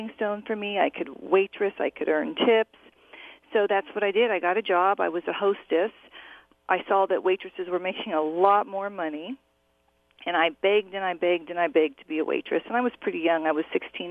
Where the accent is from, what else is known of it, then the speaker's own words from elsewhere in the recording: Orange County, California, United States; I grew up in Orange County, California.